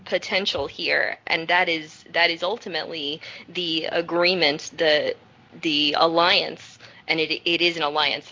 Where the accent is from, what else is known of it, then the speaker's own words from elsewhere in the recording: the South, United States; I'm from the South